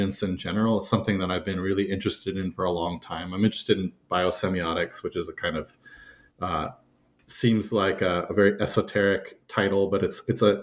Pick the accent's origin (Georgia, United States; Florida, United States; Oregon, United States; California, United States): California, United States; moved away as an adult; also born or lived in Turkmenistan; I grew up in California, and I pretty solidly grew up in one place